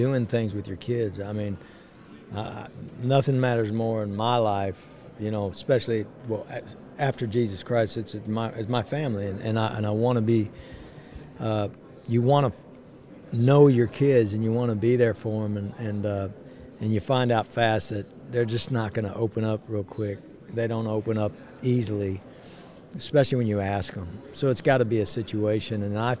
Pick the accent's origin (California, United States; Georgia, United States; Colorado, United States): California, United States; born there; I was born in California, outside of L.A.